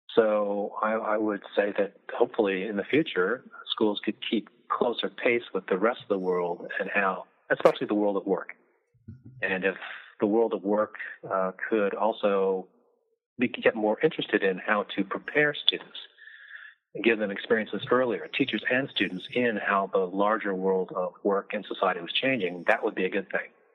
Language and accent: English; Midwest, United States; I'm from the Midwest